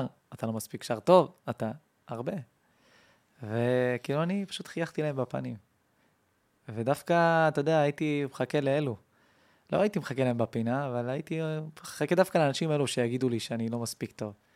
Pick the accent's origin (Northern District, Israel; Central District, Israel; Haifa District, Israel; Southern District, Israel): Central District, Israel; Kiryat Ekron; קריית עקרון